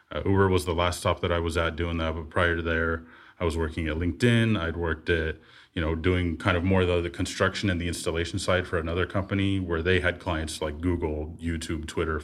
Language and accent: English; Bay Area, California, United States; living in the Bay Area, growing up in the Bay Area